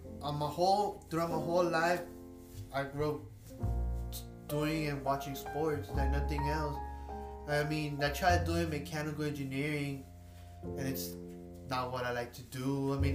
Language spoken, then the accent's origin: English; Duncanville, Texas, United States; I was born and raised in Duncanville